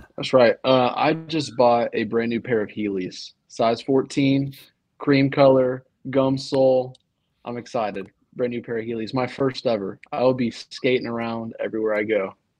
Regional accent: close to Wilmington, North Carolina, United States; now in Nashville, United States; I'm from North Carolina, so I'm a big Tar Heels guy.

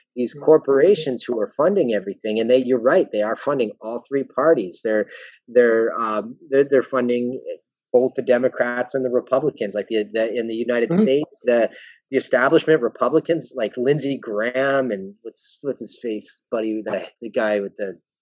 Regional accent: Welland, Ontario, Canada; I'm from Welland

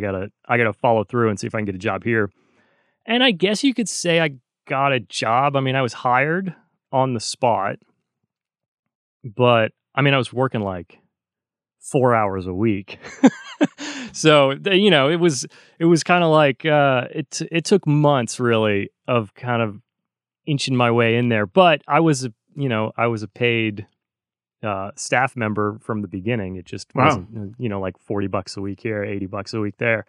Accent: North Carolina, United States; because I grew up in North Carolina. I think I left that out of my speed intro.

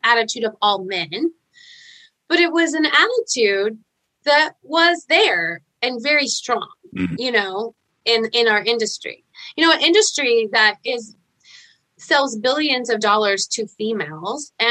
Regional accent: Fayetteville, Arkansas, United States; moved away as an adult; so I came back to the hometown I was born in Fayetteville and Arkansas

